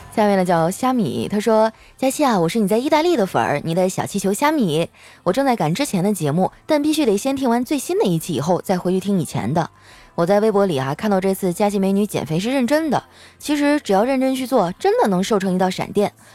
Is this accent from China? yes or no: yes; Qitaihe, Heilongjiang, China; moved away; 我老家在七台河产煤